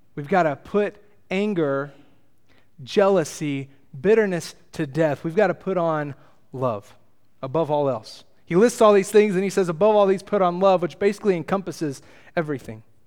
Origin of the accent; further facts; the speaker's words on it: Texas, United States; I come from Texas, the greatest nation in the world